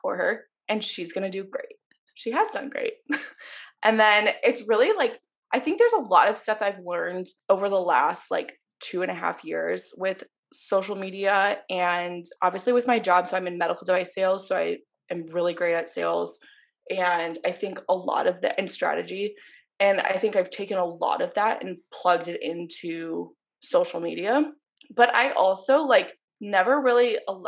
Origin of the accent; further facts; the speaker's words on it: Ann Arbor, Michigan, United States; moved away as an adult; now in Chicago, United States; I grew up in Ann Arbor, Michigan, and then I went to University of Michigan